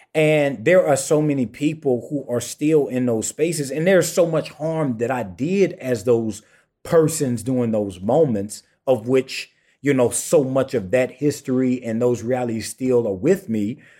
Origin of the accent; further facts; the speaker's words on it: St. Matthews, South Carolina, United States; also born or lived in Swansea, South Carolina / Sandy Run, South Carolina; I personally come from a small town, uh, Saint Matthew, South Carolina